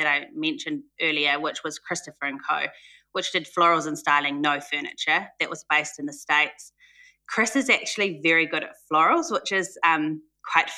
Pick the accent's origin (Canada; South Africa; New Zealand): New Zealand; I'm from New Zealand. So born and raised, have spent some time in other countries, but back in New Zealand